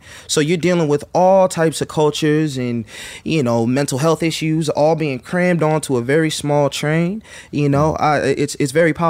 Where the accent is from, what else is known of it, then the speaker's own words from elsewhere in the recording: Brooklyn, New York, United States; I'm really from Brooklyn.